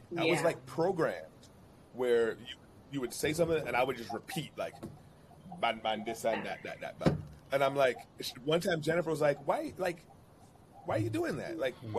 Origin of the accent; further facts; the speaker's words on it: Jamaica; I identify so much being a Jamaican, I got to be Jamaican through and through and through.